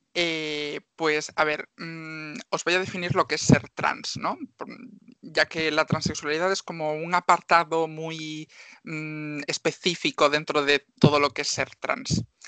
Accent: Marín, Galicia, Spain; yo soy una chica de Marín, que tengo 24 años

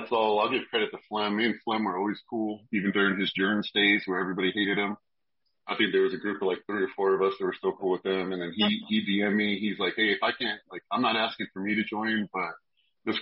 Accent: New Mexico, United States; Well, I'm from New Mexico.

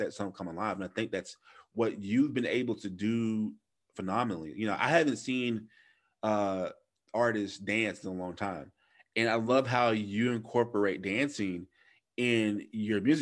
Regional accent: United States; I'm an American

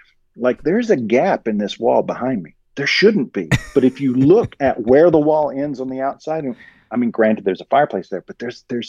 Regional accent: the South, United States; I grew up in the South, and this is very much like the South in that, you know, we live on well water.

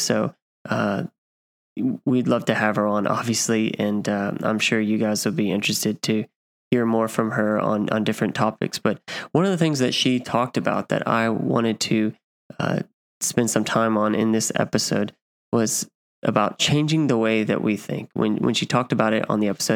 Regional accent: Kansas City, Missouri, United States; moved away; where I grew up in Kansas City, Missouri

